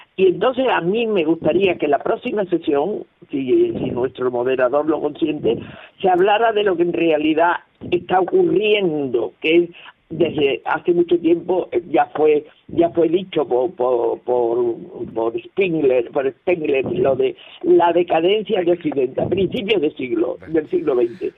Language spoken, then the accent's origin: Spanish; Spain; somos nosotros, los españoles